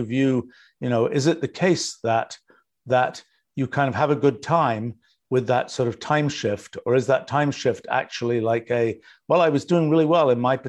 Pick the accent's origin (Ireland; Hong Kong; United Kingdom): United Kingdom; England; now in United States; You know, I grew up in England, and I've lived in the US now for, 44 years.